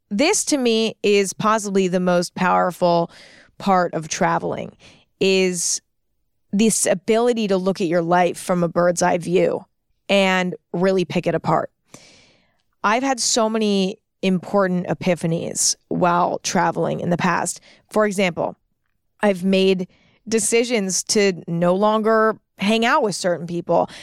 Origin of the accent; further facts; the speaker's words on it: San Francisco, California, United States; I started out in San Francisco, which is my hometown